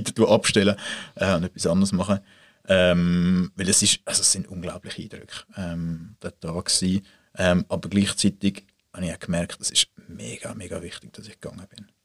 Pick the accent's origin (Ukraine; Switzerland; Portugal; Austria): Switzerland; Swiss Plateau, Mittelland; das Mittelland, dort, wo ich aufgewachsen bin